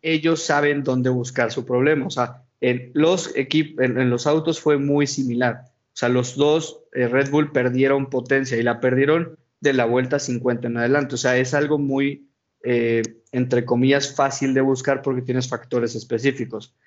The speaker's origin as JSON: {"language": "Spanish", "country": "Mexico", "said": "como mexicano"}